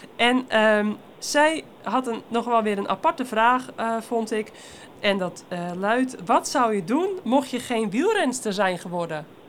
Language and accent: Dutch; Netherlands; als Belgische en Nederlandse